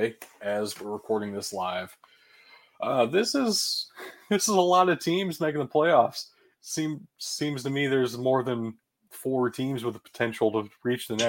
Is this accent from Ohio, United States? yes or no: yes; Ohio, United States; Ashland, which was about 35 minutes away from where I grew up in Ohio